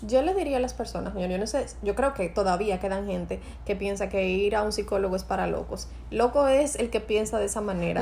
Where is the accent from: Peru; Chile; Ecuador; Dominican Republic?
Dominican Republic; Santo Domingo Este, Distrito Nacional; yo vengo de un barrio de los Minas